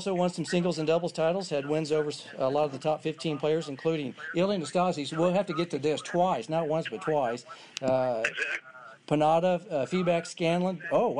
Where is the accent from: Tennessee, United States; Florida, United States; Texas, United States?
Texas, United States; because we're from Texas